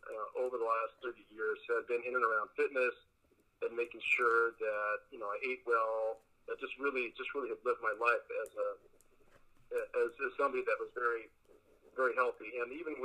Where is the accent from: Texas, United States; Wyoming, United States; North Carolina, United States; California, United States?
California, United States; Los Angeles; first language Spanish; English is a second language; also born or lived in Culver City / Costa Rica; I grew up in the San Fernando Valley. I've been out here all of my life